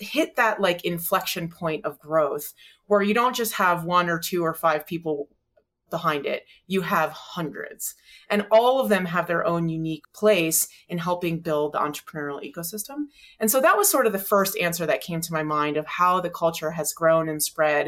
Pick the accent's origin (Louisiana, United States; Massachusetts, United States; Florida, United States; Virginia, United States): Florida, United States; moved away as an adult; also born or lived in Colorado; now in Boulder, United States; Growing up in Florida